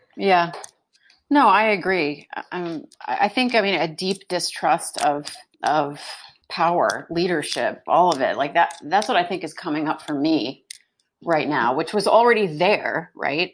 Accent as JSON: {"language": "English", "country": "United States", "tie": "born or raised there", "also_born_or_lived": "New York / New Jersey / Brooklyn", "moved": "as an adult", "lives_now": "Houston, United States", "said": "growing up in New, New York and New Jersey"}